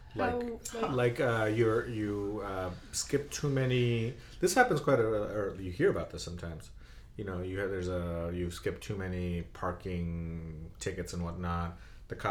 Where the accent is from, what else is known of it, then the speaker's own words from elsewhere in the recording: Bangladesh; moved away; I remember that when growing up in Bangladesh